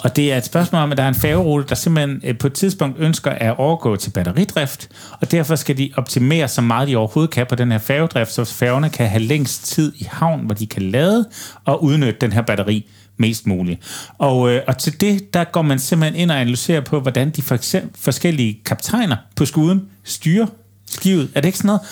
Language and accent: Danish; Aarhus, Central Denmark Region, Denmark; hjemme i Aarhus